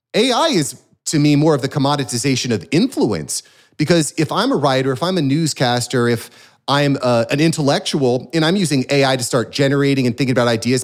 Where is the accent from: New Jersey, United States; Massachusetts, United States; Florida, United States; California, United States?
Florida, United States; as a Floridian here